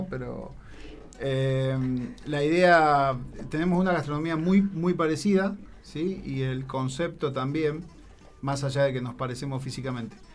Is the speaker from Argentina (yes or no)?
yes; San Pedro, Buenos Aires Province, Argentina; Desde Buenos Aires. Yo vengo de Buenos Aires. Bien